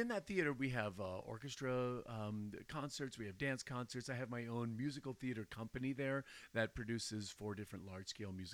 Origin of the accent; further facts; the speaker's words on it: Litchfield, Minnesota, United States; moved away; also born or lived in Denver / East Coast / California; I am originally from Litchfield. Yes, I was born and raised here, and went to school here in the Litchfield schools until we moved away